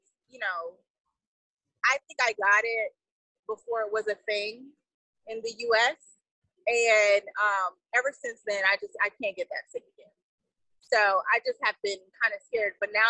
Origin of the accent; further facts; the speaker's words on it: Houston, Texas, United States; I'm from Houston.